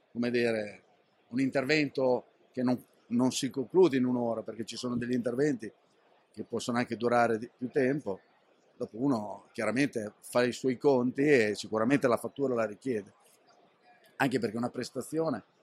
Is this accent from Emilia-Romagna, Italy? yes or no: yes; Rimini, Emilia-Romagna, Italy; Da Rimini.